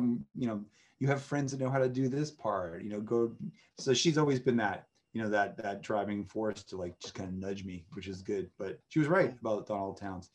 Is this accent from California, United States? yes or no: no; Massachusetts, United States; moved away; I'm from Massachusetts